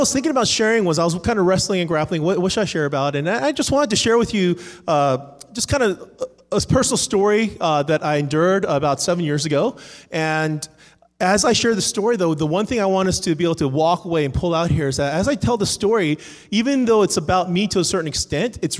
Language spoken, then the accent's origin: English; Cerritos, California, United States; moved away as an adult; also born or lived in Irvine, California; now in Atlanta, United States; I am from Atlanta, but I'm actually from here. I grew up in Cerritos